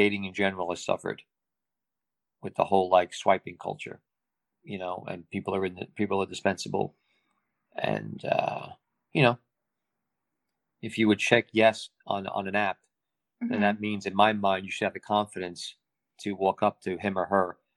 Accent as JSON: {"language": "English", "area": "Long Island", "region": "New York", "country": "United States", "accent": "New York", "lives_now": "New York City, United States", "said": "I'm from New York originally, but I'm from Long Island"}